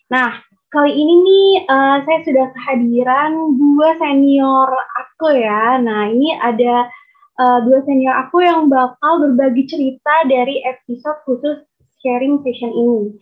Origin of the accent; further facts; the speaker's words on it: Palembang, South Sumatra, Indonesia; now in Siau Tagulandang Biaro, Indonesia; um, asal kotanya sih dari Palembang.